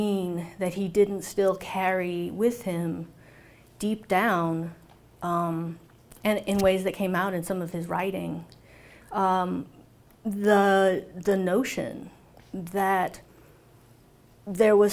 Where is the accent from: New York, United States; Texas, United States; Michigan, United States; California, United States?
California, United States; Orange County; I grew up in Orange County, California